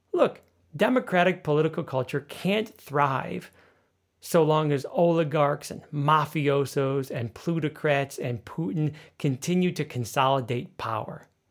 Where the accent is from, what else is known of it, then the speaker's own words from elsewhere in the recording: United States; now in Berlin, Germany; my home country of the United States